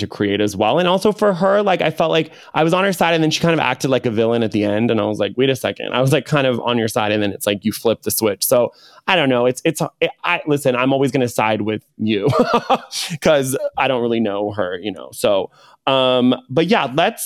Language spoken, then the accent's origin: English; Laguna Beach, California, United States; also born or lived in Los Angeles; I grew up in Orange County, so Laguna Beach.